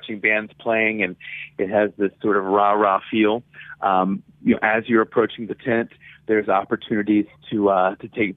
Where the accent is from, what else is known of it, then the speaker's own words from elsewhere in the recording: Pensacola, Florida, United States; my hometown of Pensacola, Florida